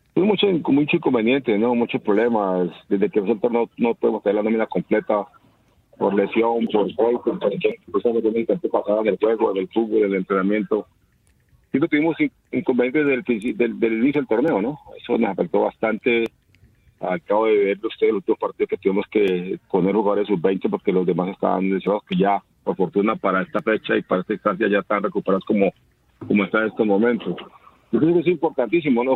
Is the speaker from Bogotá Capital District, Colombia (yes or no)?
no; Tolima, Colombia; en mi tierra, en mi casa